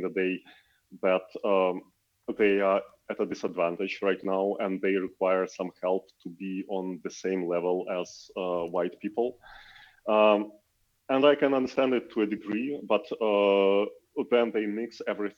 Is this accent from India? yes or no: no; Ukraine; I'm from Ukraine